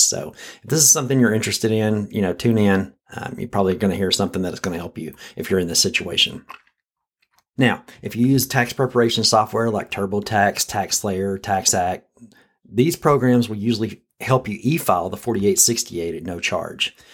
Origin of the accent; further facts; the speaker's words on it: Texas, United States; As a Texan